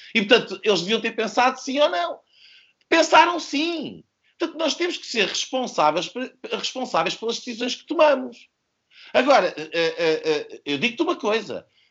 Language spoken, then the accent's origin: Portuguese; Portugal; enquanto português